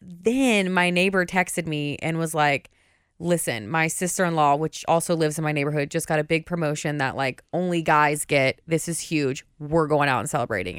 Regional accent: Indiana, United States; we grew up in Indiana

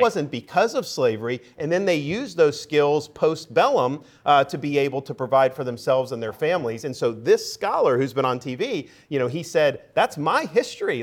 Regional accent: Tampa, Florida, United States; I grew up in the Tampa area

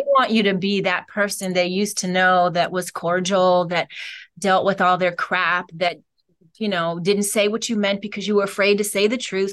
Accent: Cleveland, Ohio, United States; I'm from Cleveland, Ohio

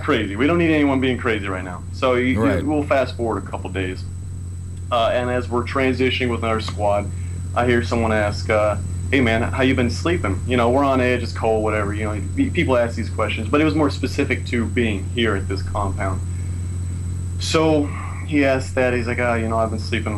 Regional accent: San Diego, California, United States; San Diego, California.

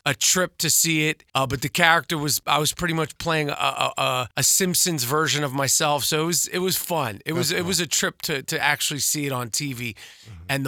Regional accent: New York, United States; moved away; also born or lived in Los Angeles; growing up in New York

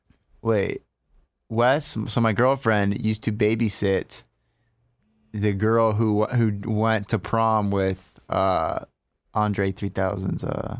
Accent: Summerville, South Carolina, United States; now in Los Angeles, United States; we're from Somerville, so I don't know if you know we're past the tracks.

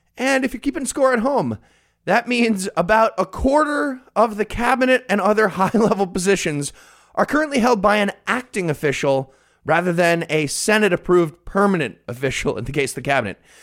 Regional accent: Rockland County, New York, United States; my hometown of Rockland County, New York

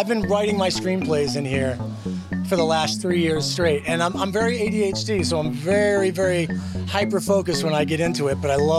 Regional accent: Boston, Massachusetts, United States; moved away as an adult; now in Roswell, United States; I'm from Boston originally, so I'm from a very fast pace, which stresses me out enough. I've been here 20 years

